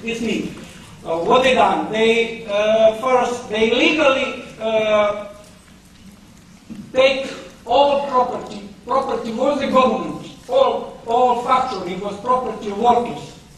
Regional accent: Montenegro; moved away as an adult; also born or lived in United Kingdom; I'm British from Montenegro. I used to live here for 21 years and I arrived in 1987 and moved back to 2008 to Montenegro

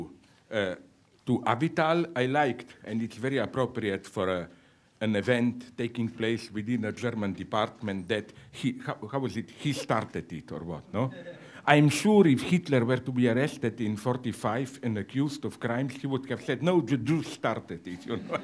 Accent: Slovenia; first language Slovene; English is a second language; small shitty nations like mine, Slovene

